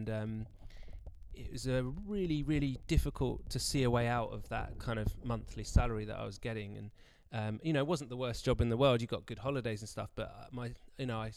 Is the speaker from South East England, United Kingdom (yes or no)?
yes; Brighton, South East England, United Kingdom; moved away as an adult; now in Canterbury, United Kingdom; I grew up in Brighton